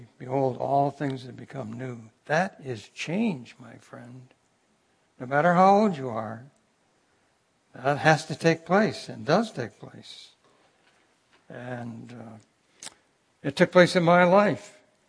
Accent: Cooperstown, New York, United States; As I mentioned to you, I was born in Cooperstown, New York. My dad was connected with Cornell University as an extension agent.

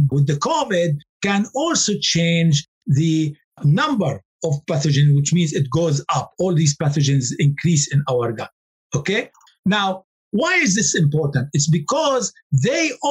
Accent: Lebanon; I come from Lebanon

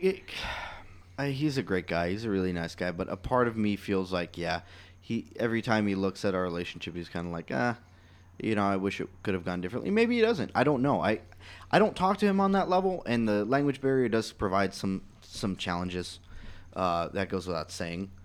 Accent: Palestine; I'm from Palestine

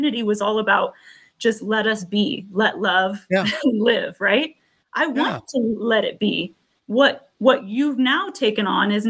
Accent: near San Francisco, California, United States; I grew up near San Francisco

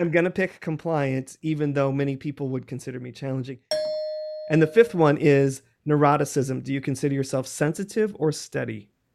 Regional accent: rural Illinois, United States; I am from a small town called Chavance, Illinois, in rural Illinois. And I grew up on a farm

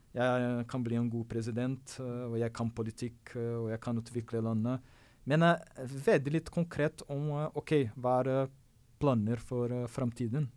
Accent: Brazil; Norwegian is a second language; now in Norway; for meg som brasilianer

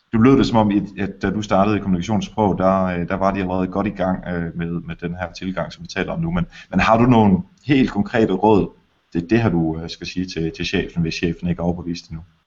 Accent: Denmark

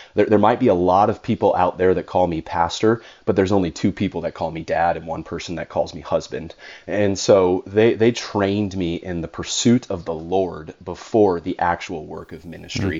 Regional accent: California, United States; born or raised there

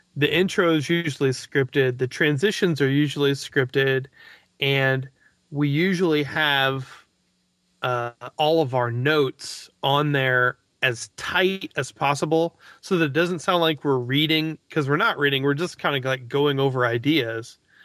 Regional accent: Missouri, United States; growing up in Missouri.

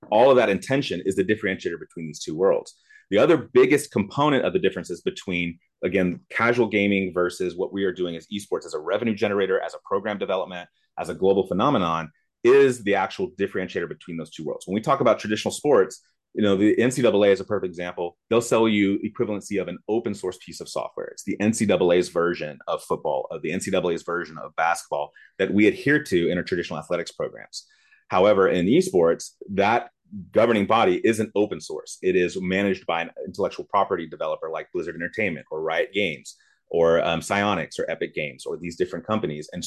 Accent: Germany; I grew up in West Germany when the wall was still up and it was actually called West Germany.

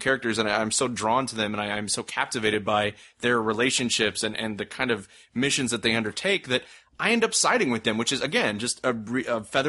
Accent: United States; as an American watching this show

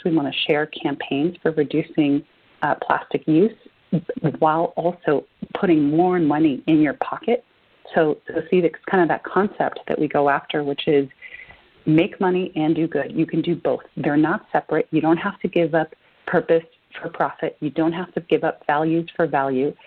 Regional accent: Argentina; now in United States; I'm an immigrant. I'm originally from Argentina

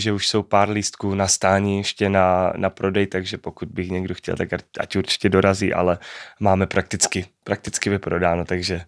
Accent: Czechia; rád vracím domů sem do Čech

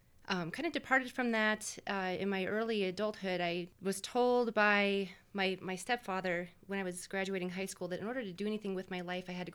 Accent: Denver, Colorado, United States; I grew up here on the Front Range in Denver

